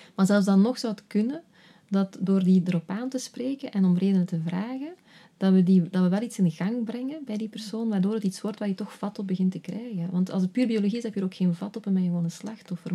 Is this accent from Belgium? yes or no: yes; Flanders, Belgium; moved away as an adult; also born or lived in Netherlands; ik een paar jaar in Nederland heb gewerkt als Vlaamse